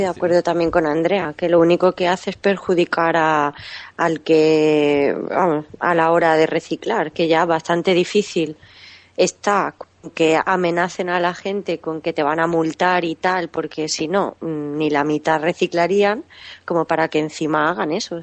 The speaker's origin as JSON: {"language": "Spanish", "region": "Catalonia", "country": "Spain", "tie": "born or raised there", "moved": "as an adult", "said": "soy catalana de nacimiento, he vivido allí hasta los 20 años"}